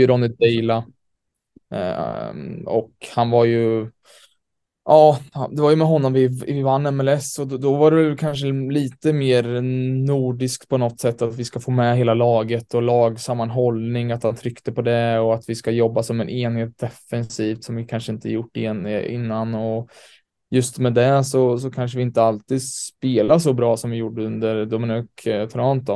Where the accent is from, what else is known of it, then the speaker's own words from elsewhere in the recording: Sweden; moved away as an adult; also born or lived in New York, United States; now in Malmö, Sweden; som svensk